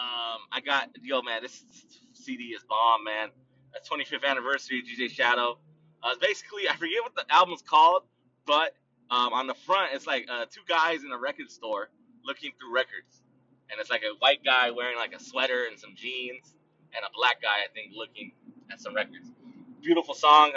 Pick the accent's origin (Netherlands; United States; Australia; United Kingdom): United States; I'm Chicano, Mexican-American, or American-Mexican, whatever. I was born in America, so my nationality technically is American